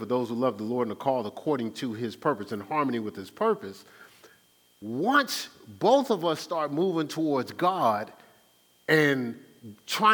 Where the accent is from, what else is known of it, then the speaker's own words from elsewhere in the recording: Newark, New Jersey, United States; I'm from Newark